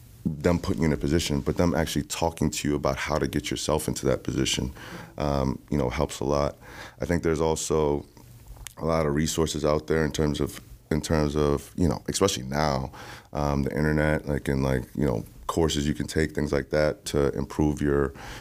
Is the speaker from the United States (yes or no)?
no; Jamaica; I'm Jamaican